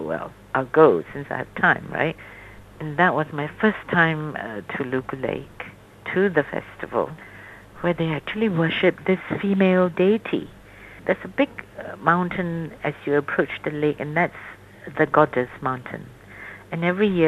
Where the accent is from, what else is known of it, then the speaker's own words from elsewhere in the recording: Singapore; I'm Chinese, although I was born outside of China in Singapore.